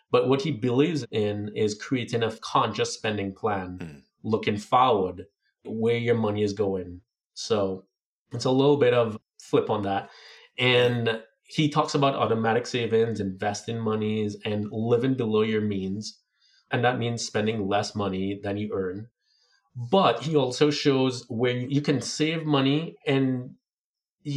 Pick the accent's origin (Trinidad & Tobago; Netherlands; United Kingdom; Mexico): Trinidad & Tobago; moved away; growing up in Trinidad